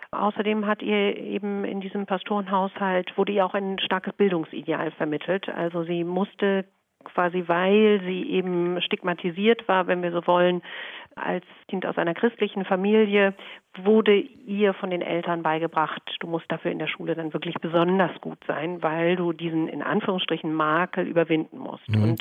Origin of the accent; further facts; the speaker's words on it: Hamburg, Germany; Ja, also als Hamburgerin muss ich erstmal korrigieren, wenn ich das darf.